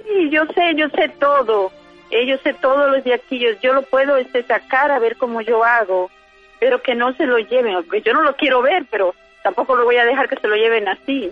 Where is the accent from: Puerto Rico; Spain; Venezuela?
Venezuela; now in North Carolina, United States; Yo nací en Venezuela